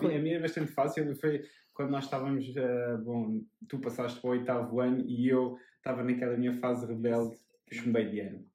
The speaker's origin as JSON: {"language": "Portuguese", "town": "Amadora", "region": "Lisbon", "country": "Portugal", "also_born_or_lived": "Cascais", "moved": "as an adult", "lives_now": "Oeiras, Portugal", "said": "eu sou da Amadora, João também"}